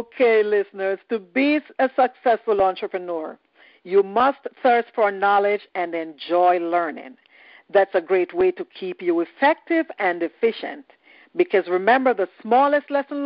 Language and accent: English; Jamaica; I am Jamaican